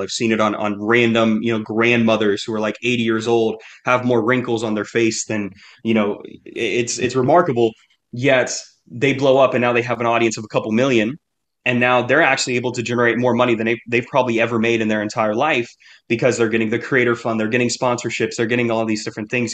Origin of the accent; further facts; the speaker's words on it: United States; I'm American